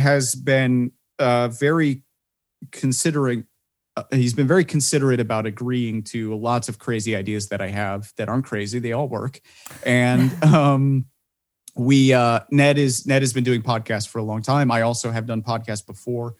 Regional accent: Chicago, Illinois, United States; I'm from Chicago.

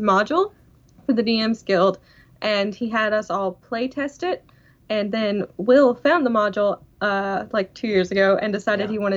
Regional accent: Okefenokee Swamp, South Georgia, United States; accent: southern twang; now in Canada; I'm from South Georgia in the Okefenokee Swamp

